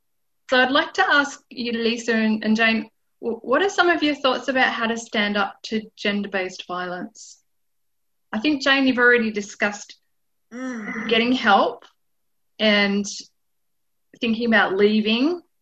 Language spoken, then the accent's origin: English; Armidale, New South Wales, Australia; from Armida